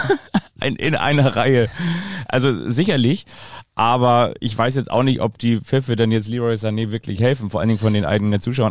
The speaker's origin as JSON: {"language": "German", "town": "Kiel", "region": "Schleswig-Holstein", "country": "Germany", "said": "als Kieler"}